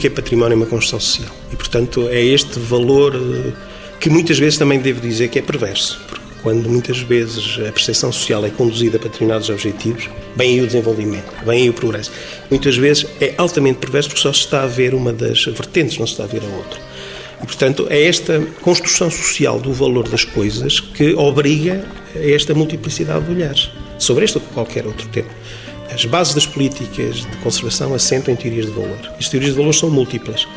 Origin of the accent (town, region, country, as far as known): Trás-os-Montes, Norte, Portugal